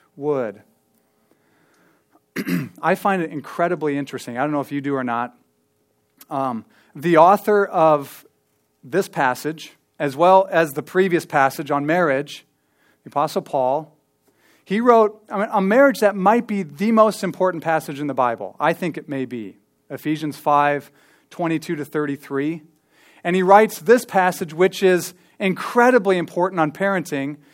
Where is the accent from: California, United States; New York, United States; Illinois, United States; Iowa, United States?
Iowa, United States; Ankeny; I grew up here in Ankeny. I mean, I lived here since I was eight or, or seven, I think